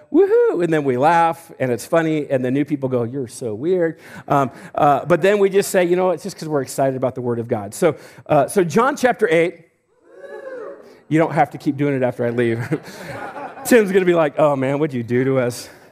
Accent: Homedale, Idaho, United States; I'm from Homedale

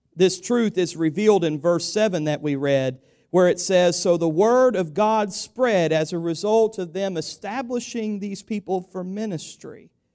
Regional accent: United States; we have as Americans in this country

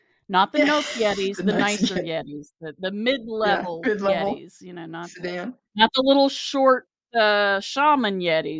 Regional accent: Ohio, United States; We're from Ohio. We know from cornfields.

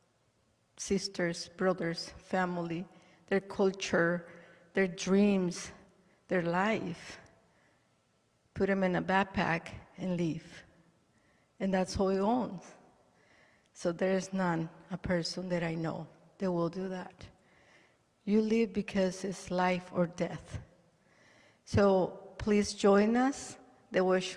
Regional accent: El Salvador; now in United States; I am from El Salvador. And I have been in this country. They gave me a home, a second home, for 41 years.

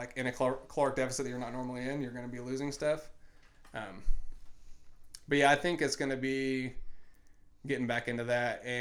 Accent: Indiana, United States; born or raised there

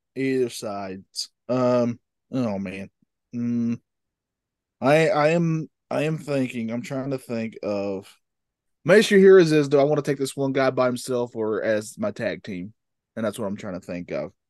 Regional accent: North Carolina, United States; I'm from North Carolina

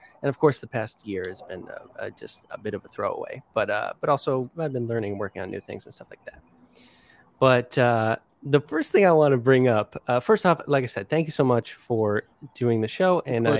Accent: Albany, New York, United States; I'm from Albany, New York.

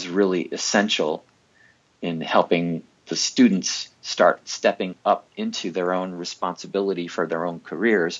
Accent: New York City, New York, United States; also born or lived in San Francisco Bay Area; now in Montana, United States; I was born in New York City

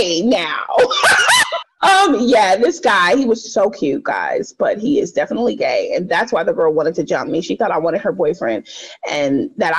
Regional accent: Los Angeles, California, United States; I grew up in South Central too

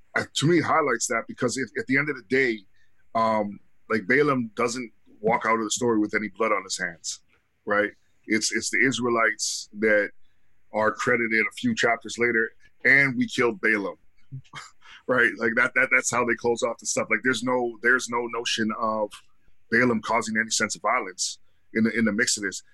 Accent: Canada; I'm Canadian

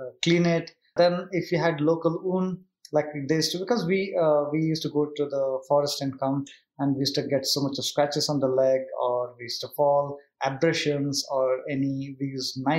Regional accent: South Kanara, Karnataka, India; I come from South Canada, where we, Tulunad, they call it.

